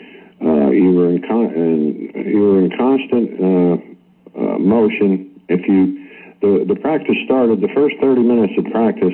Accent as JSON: {"language": "English", "region": "New Jersey", "country": "United States", "tie": "born or raised there", "moved": "yes", "said": "I grew up in New Jersey, right in the shadow of the Yankee Stadium"}